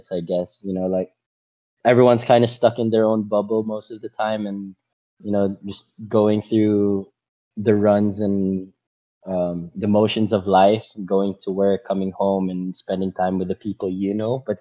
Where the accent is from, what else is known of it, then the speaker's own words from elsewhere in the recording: Macau; they talked about top five things that you learn from growing up in Macau, or top if roughly something like that, right?